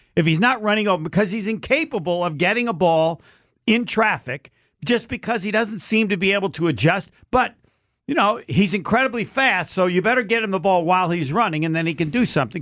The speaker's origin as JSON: {"language": "English", "region": "Indiana", "country": "United States", "said": "I'm from Indiana."}